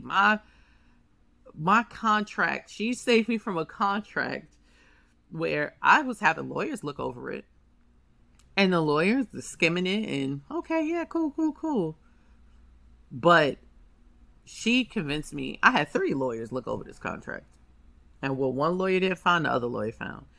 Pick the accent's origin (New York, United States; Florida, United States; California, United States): New York, United States; New York City; I'm from Harlem